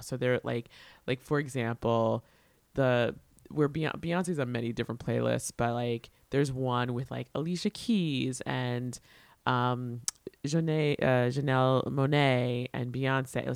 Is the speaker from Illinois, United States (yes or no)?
no; New York, United States; But I'm a New Yorker.